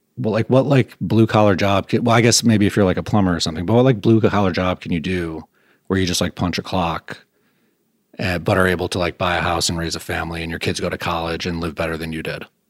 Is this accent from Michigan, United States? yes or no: yes; Grosse Pointe, Michigan, United States; moved away as an adult; also born or lived in Vermont; now in Burlington, United States; I grew up in Grosse Pointe, which is a nice, like, middle class to upper class suburb of Detroit.